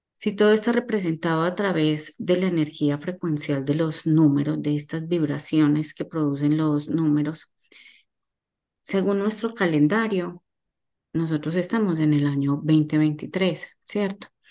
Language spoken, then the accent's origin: Spanish; Medellín, Antioquia, Colombia; moved away as an adult; now in Miami, United States; Soy colombiana, nací en Medellín, eh, hace 15 años estoy radicada en la ciudad de Miami